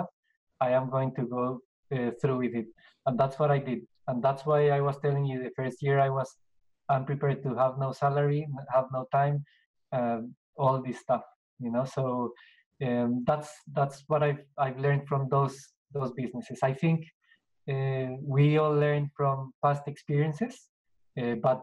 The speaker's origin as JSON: {"language": "English", "town": "Bogota", "region": "Bogotá Capital District", "country": "Colombia", "tie": "born or raised there", "moved": "as an adult", "lives_now": "Australia", "said": "I'm from Colombia."}